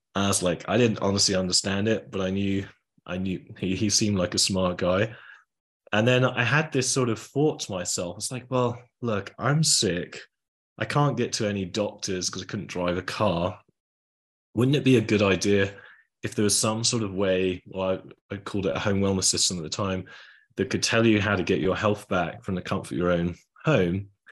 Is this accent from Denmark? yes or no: no; England, United Kingdom; I was from England.